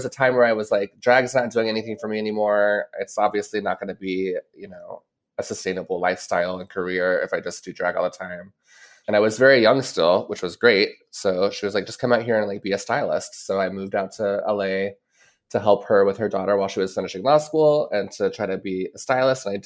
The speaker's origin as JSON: {"language": "English", "region": "the South", "country": "United States", "tie": "born or raised there", "said": "growing up in the South and, and starting my drag career in the South, that really taught me a lot of the ropes of the business"}